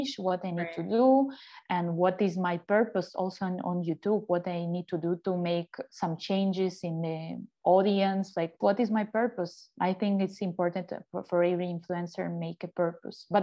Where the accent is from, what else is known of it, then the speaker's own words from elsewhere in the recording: Ukraine; English is a second language; moved away as an adult; now in Mexico; I'm from Ukraine originally, and my move to Mexico was almost 9 years ago